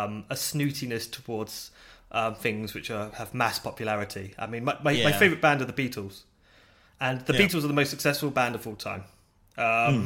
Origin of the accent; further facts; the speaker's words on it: United Kingdom; I'm British